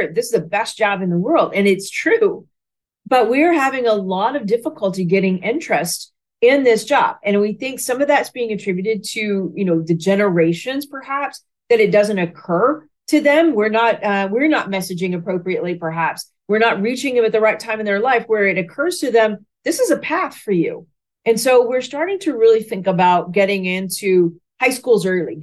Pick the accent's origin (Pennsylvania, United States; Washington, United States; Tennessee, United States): Tennessee, United States; Watertown; also born or lived in Lebanon, Tennessee / Memphis, Tennessee; I grew up in the Nashville, Tennessee area. So I was born in Lebanon, Tennessee, which is just east of Nashville. So grew up, went to high school there in a very small town called Watertown, Tennessee